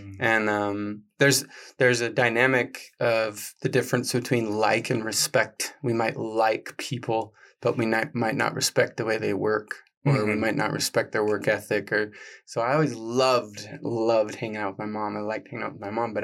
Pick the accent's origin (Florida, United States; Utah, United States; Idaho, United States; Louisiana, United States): Utah, United States; I grew up in Utah